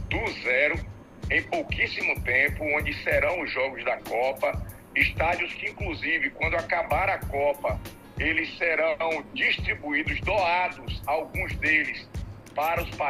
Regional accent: Brazil; moved away as an adult; also born or lived in Qatar; tive a felicidade de morar 11 anos no Catar. Eu tenho dupla nacionalidade, eu sou brasileiro

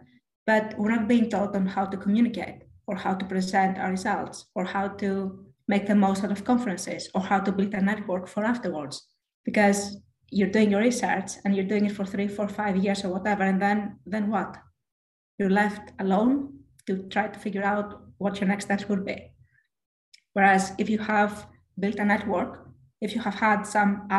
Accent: Greece; moved away as an adult; now in United Kingdom; I am from Greece

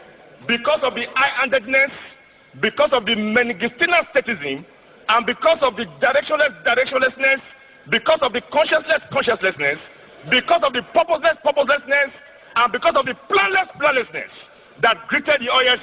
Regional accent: Nigeria; Mr. Speaker, today I am happy I'm a Nigerian.

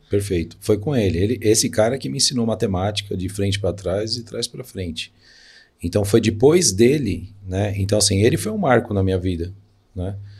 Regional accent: São Paulo, Brazil; eu nasci na Vila Alpina, né, que é um bairro da zona leste de São Paulo.

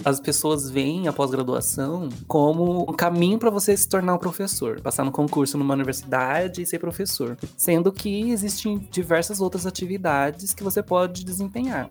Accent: Campo Grande, Mato Grosso do Sul, Brazil; também sou de Campo Grande

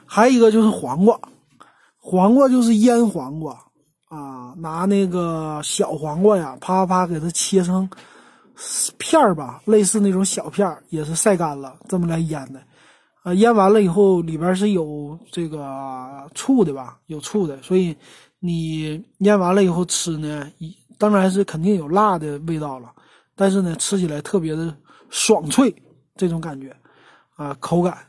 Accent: Northeast China, China; now in Shanghai, China; 咱们东北那边儿

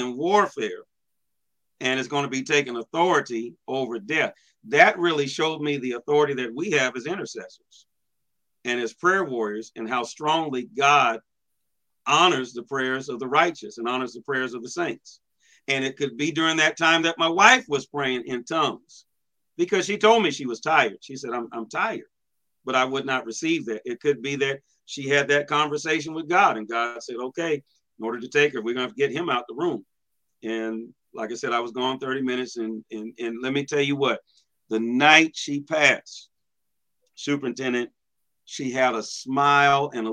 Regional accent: Washington, United States; now in Midwest, United States; my home state of Washington

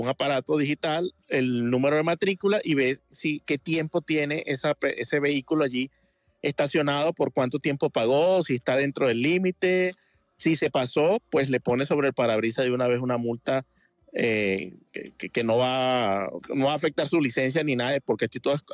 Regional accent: Venezuela; now in Miami, United States; yo vengo de Venezuela y en Venezuela toda cualquier parte de la calle que te pare es totalmente gratis.

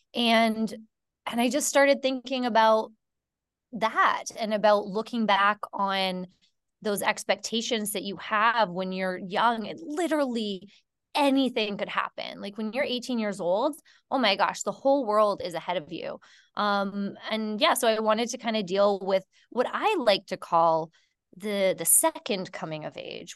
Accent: Canada; I'm from Canada

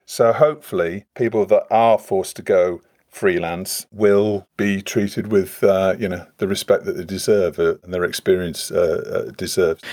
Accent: Leeds, Yorkshire and the Humber, United Kingdom; I'm, I'm from Leeds

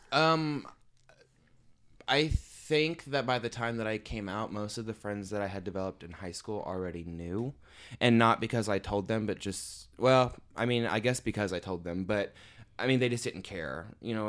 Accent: Evansville, Indiana, United States; I'm from Evansville, Indiana. Um, I grew up there and I'm still living there

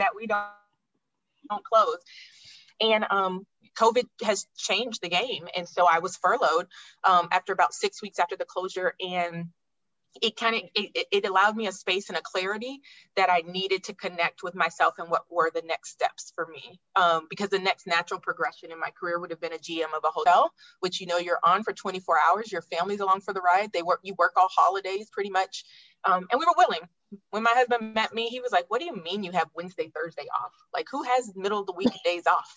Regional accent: Alaska, United States; moved away; also born or lived in Florida; I enjoyed my time growing up there

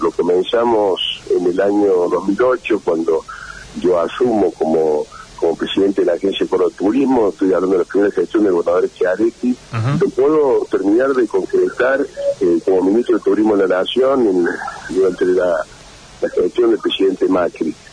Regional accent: Argentina

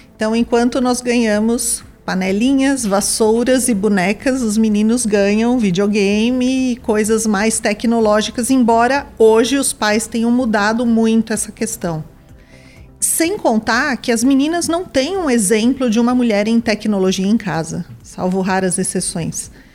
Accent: São Paulo, Brazil; also born or lived in São Caetano do Sul; Eu nasci numa cidade do ABC, em São Caetano do Sul, mas fui criada em São Paulo

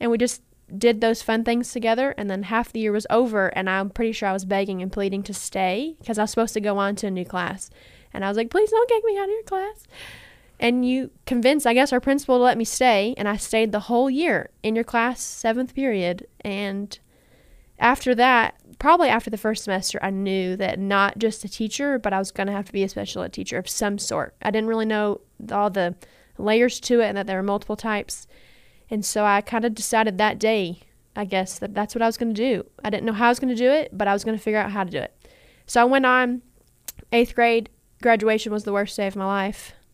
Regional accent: Owensboro, Kentucky, United States; I grew up in Owensboro.

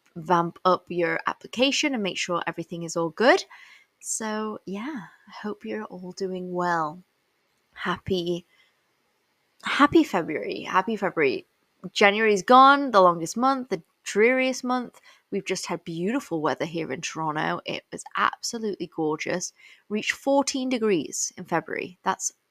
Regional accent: England, United Kingdom; I was born and raised in England

